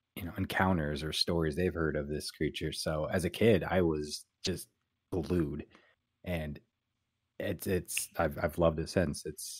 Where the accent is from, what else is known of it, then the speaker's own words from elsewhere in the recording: Pacific Northwest, United States; I grew up in the Pacific Northwest, all over the West Coast